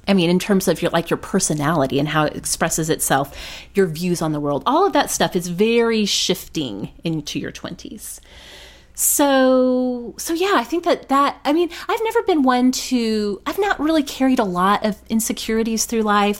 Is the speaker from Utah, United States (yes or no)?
no; Oklahoma, United States; I grew up Baptist in Oklahoma